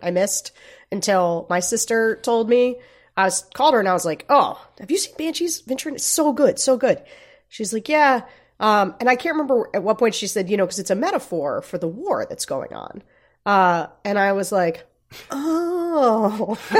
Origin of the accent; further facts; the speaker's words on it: Gettysburg, Pennsylvania, United States; I grew up near Gettysburg, right around Gettysburg